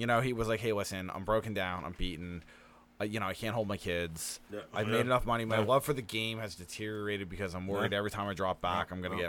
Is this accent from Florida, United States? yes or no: yes; South Florida, United States; I'm from South Florida